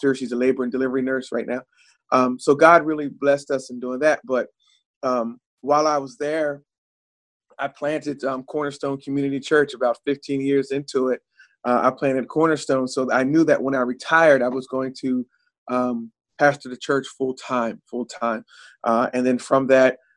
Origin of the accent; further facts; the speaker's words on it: New Jersey, United States; I'm from South Jersey